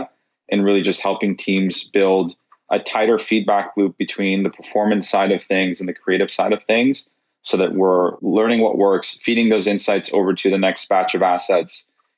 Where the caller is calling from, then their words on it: Toronto, Ontario, Canada; I'm in Toronto, Canada.